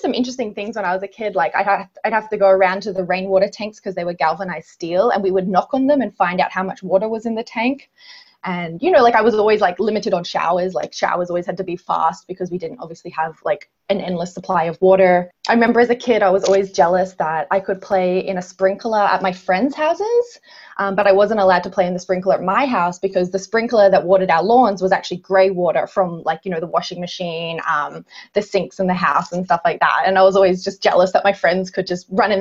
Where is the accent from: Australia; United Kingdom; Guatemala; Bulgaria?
Australia; Brisbane, Queensland; moved away as an adult; now in Jasper, Canada; I am originally from Brisbane, Australia